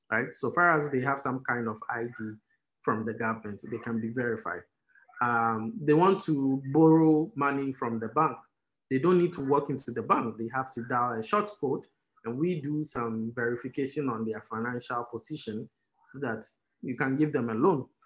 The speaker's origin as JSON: {"language": "English", "town": "Keta", "region": "Volta", "country": "Ghana", "said": "So I'm an Ewe, right? So I come from Keta"}